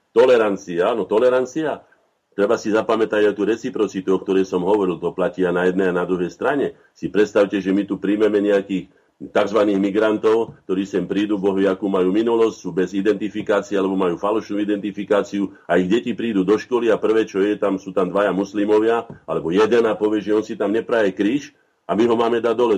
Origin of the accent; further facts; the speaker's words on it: Slovakia; všetci traja, že štyria, čo tu sme, sme Slováci